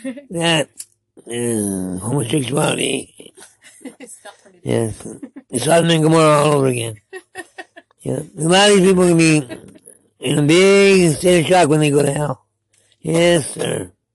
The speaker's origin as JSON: {"language": "English", "town": "Hayward", "region": "California", "country": "United States", "said": "I'm from Hayward."}